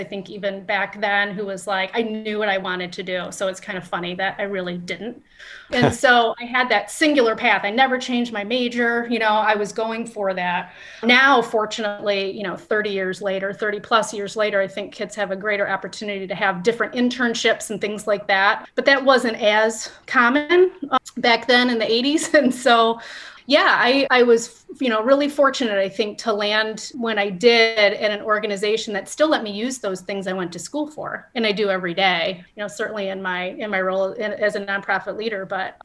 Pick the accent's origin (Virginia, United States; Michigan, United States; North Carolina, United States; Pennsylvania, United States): Michigan, United States; Bloomfield; I grew up in the Metro Detroit area in Bloomfield and spent my whole life here in Michigan